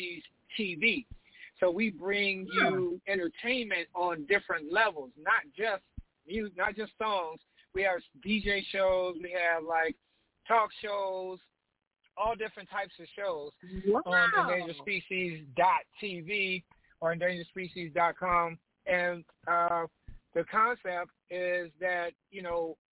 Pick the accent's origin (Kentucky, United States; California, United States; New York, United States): California, United States; Los Angeles; we're from Los Angeles, and in Los Angeles at that time, you know, gangster rap was like the prevalent thing